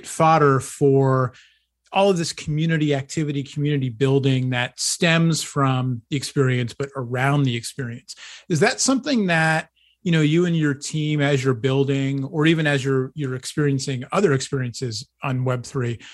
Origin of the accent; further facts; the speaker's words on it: East Coast, United States; I grew up on the East Coast